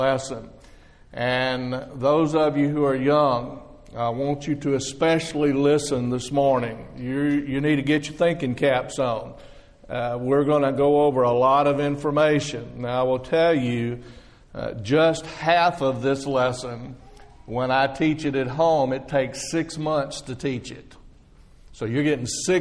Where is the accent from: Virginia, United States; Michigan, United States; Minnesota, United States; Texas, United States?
Texas, United States; now in Florida, United States; I'm not from Florida. I just live there. I'm from Texas.